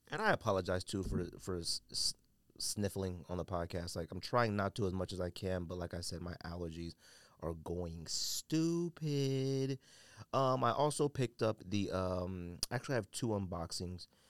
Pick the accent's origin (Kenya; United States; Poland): United States; California; I'm from California